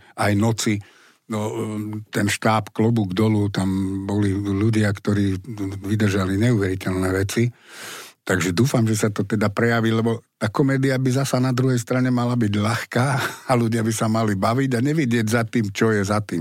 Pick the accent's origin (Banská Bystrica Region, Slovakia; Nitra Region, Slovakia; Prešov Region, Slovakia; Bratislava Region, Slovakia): Bratislava Region, Slovakia; Bratislava; som Bratislavčan, vyrastal som v Bratislave